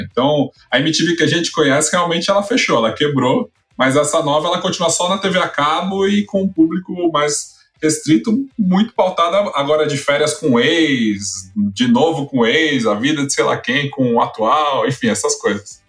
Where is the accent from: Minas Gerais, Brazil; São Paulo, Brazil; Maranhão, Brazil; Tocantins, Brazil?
São Paulo, Brazil; sou de São Paulo, cresci nos anos 90, é, bairro nobre aqui de São Paulo